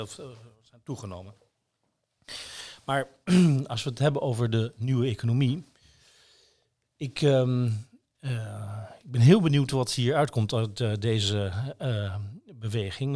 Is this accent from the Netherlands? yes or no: yes; Netherlands; als Nederlanders